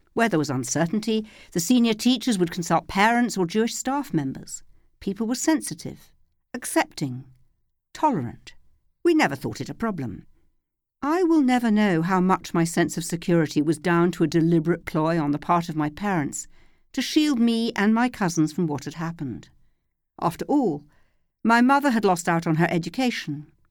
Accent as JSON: {"language": "English", "region": "London", "country": "United Kingdom", "tie": "born or raised there", "said": "When I was a child growing up in North London"}